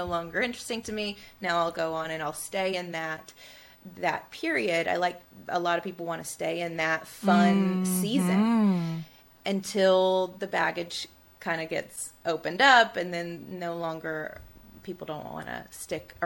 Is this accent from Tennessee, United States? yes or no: no; Tuscaloosa, Alabama, United States; born or raised there